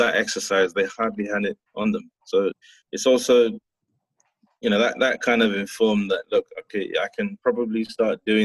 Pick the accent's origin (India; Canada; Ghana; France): Ghana; being Ghanaian